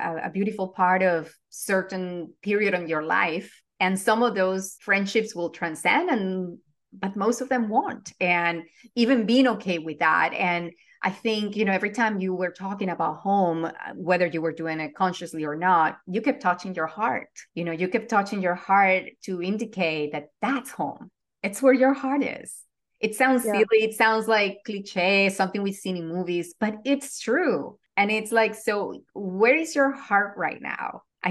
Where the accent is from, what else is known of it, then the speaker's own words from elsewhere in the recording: Venezuela; English is a second language; also born or lived in New York / Florida / Los Angeles; now in United States; I still refer to Venezuela as home, even though I have not been there in 13 years and I have not lived there in 20 plus